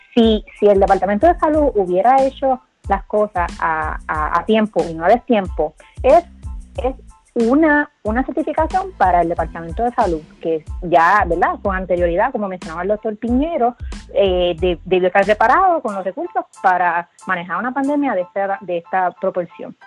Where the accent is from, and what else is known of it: Puerto Rico